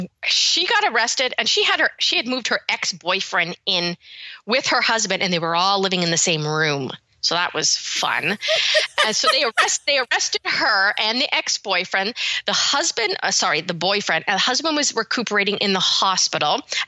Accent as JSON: {"language": "English", "town": "Birmingham", "region": "West Midlands", "country": "United Kingdom", "tie": "born there", "also_born_or_lived": "Canada", "said": "I had been there many times because I was born in Birmingham, but I had a lot of relatives that were living in London."}